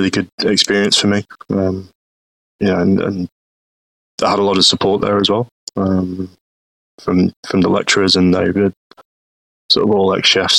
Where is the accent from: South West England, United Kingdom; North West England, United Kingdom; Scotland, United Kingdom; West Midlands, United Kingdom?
North West England, United Kingdom; Stockport; I mean, originally from sort of Manchester or Stockport area.